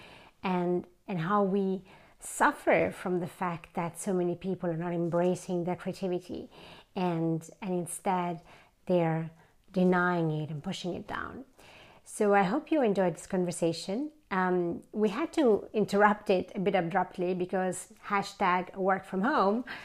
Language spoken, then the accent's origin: English; Italy; moved away as an adult; now in Sweden; I'm from Italy, for those of you who don't know that, and so I'm used to really warm summers, but I left Italy many years ago